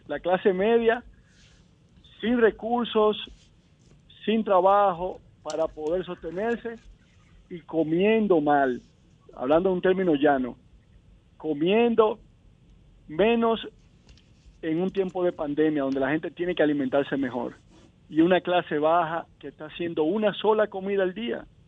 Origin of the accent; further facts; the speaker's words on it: Dominican Republic; yo como dominicano